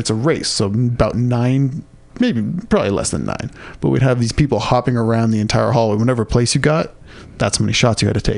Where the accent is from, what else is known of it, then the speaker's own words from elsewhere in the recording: San Diego, California, United States; Growing up in San Diego, getting a machaca the burrito in the morning, I have never had a better breakfast food.